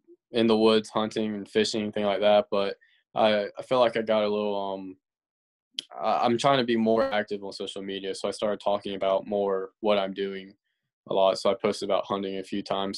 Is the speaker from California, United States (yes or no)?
no; Simpsonville, South Carolina, United States; it's a smaller town, Simpsonville.